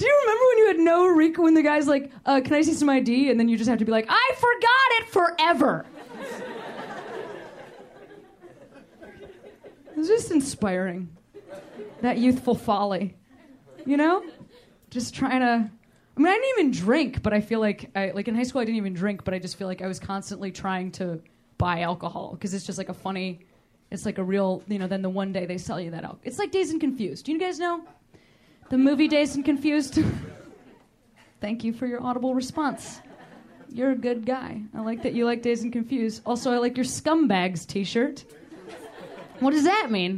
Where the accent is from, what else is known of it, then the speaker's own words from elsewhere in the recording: Chicago, Illinois, United States; moved away; Chicago's my hometown